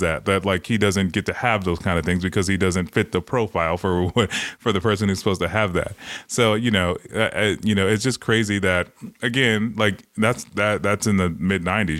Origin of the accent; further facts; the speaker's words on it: Los Angeles, California, United States; growing up in Watts